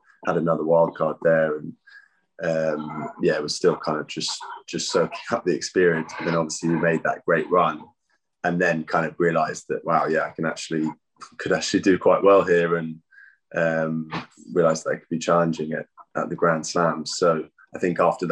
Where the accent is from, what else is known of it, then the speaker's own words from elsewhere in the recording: London, United Kingdom; I grew up in Putney, just down the road from Wimbledon